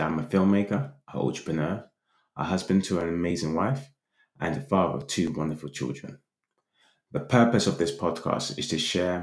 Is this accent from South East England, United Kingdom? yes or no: no; London, United Kingdom; also born or lived in Islington; the area that we grew up in Hackney